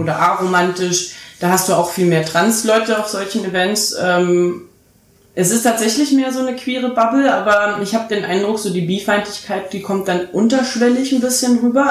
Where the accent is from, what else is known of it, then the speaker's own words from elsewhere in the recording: Berlin, Germany; ich bin Berlinerin